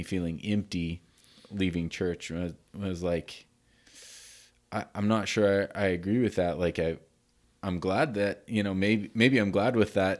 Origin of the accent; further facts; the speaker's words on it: Canada; I say North America because I came from Canada, even though I'm American too.